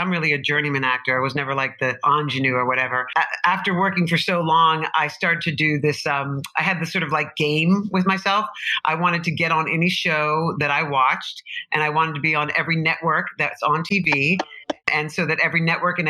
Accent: New York City, New York, United States; also born or lived in Boston; I'm a New Yorker, native New Yorker, Greenwich Village

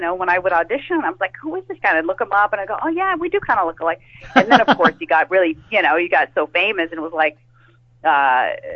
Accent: California, United States; we're both native. We're from California

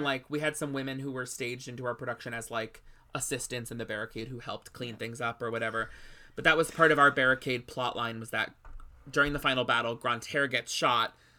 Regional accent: New England, United States; I was away from New England for a little while as a kid, and then when I came back to New England, I was too old.

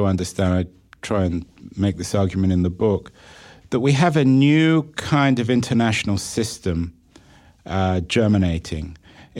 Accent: England, United Kingdom

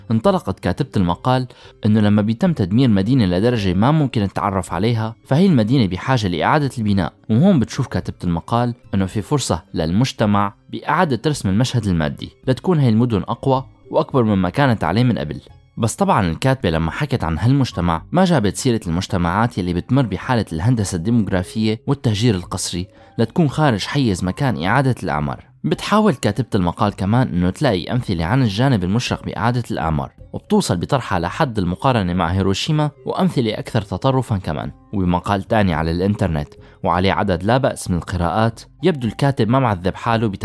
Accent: Syria; هل مصيرنا كسوريين رح يكون محكوم مستقبلا بهي المشاريع؟

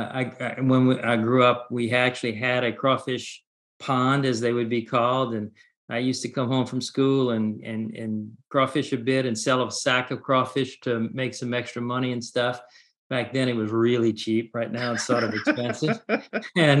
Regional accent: South Louisiana, United States; I grew up in South Louisiana on the Gulf Coast, oil country, great seafood country, fishing community

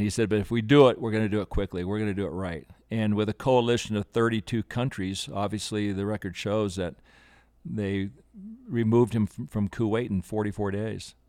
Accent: Aspen, Colorado, United States; I grew up in Aspen since 1960

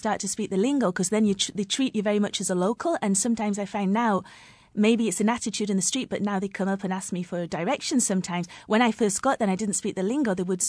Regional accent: England, United Kingdom; I'm English.

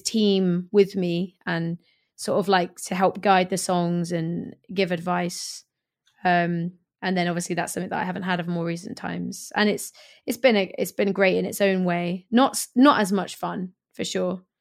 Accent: Swindon, South West England, United Kingdom; moved away as an adult; also born or lived in Hackney, London / Stoke Newington, London; now in London, United Kingdom; my hometown of Swindon

